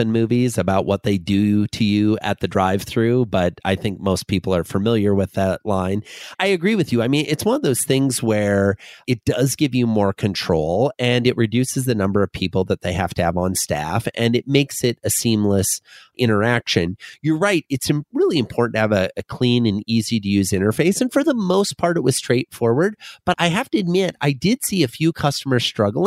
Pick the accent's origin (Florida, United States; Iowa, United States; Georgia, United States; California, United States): Iowa, United States; Fort Dodge; moved away; I grew up in a small town in northwestern Iowa called Fort Dodge